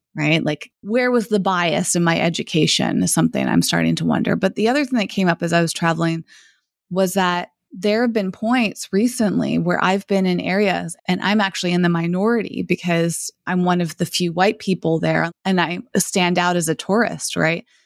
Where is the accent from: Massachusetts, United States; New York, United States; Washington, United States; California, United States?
Massachusetts, United States; moved away as an adult; also born or lived in Los Angeles / San Francisco; I grew up in Massachusetts